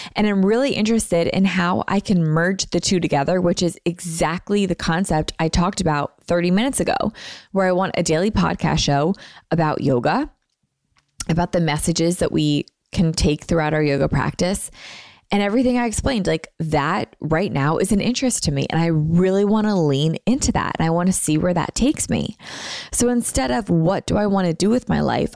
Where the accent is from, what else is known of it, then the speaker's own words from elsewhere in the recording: Philadelphia, Pennsylvania, United States; I'm from Philly.